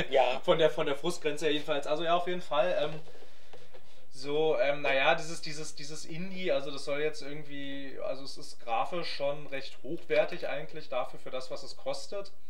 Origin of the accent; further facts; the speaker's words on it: Germany; lieben wir unsere Autos, wir kommen aus Deutschland.